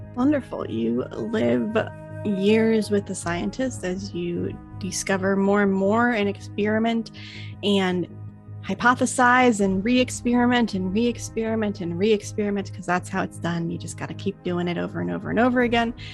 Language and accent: English; Florida, United States; I'm from Florida